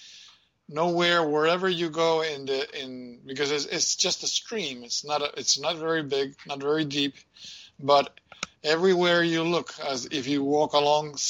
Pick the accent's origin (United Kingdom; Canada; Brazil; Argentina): Argentina; moved away; my hometown where I'm from in Argentina, close to the city in the hills.